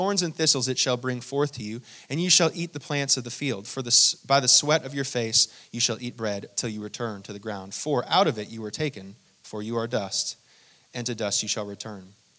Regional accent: Hong Kong; born there; I actually didn't grow up in Hong Kong, but I was born in Hong Kong and I traveled there quite a bit.

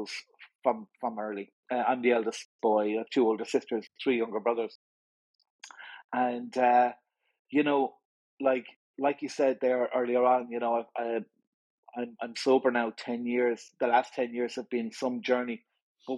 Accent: Limerick, Munster, Ireland; also born or lived in Dublin; We moved to Limerick when I was young. The whole family moved down

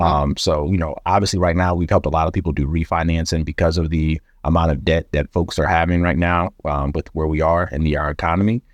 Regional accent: the South, United States; I'm from the South

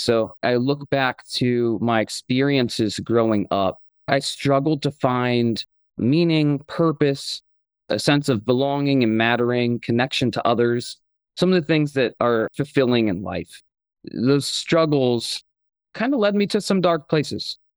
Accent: Akron, Ohio, United States; I grew up in Akron, Ohio

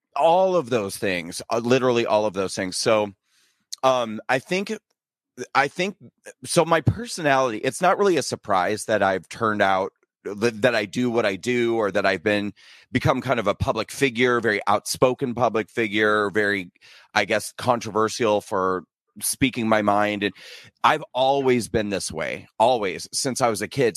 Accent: Nebraska, United States; moved away as an adult; also born or lived in New York City; I was born and raised in, uh, small town Nebraska. And then I moved to New York City after I graduated from high school, and I lived in New York City for twenty years.

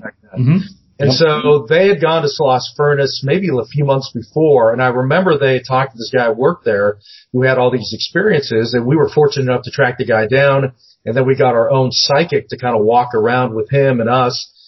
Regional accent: Seattle, Washington, United States; moved away; I grew up in the Northwest, um, mm-hmm. up in Seattle

